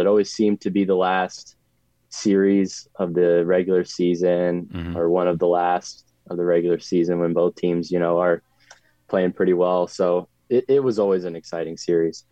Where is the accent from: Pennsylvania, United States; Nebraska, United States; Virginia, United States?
Virginia, United States; Northern; moved away as an adult; now in Bowling Green, Kentucky, United States; growing up in Northern Virginia